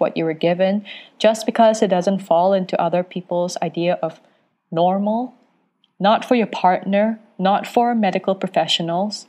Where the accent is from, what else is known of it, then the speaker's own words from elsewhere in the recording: Penang Island, Malaysia; I am Malaysian, born and raised on Penang Island